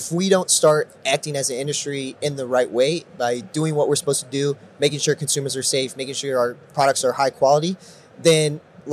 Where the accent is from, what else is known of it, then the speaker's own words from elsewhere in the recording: Missouri, United States; the state of Missouri, my home state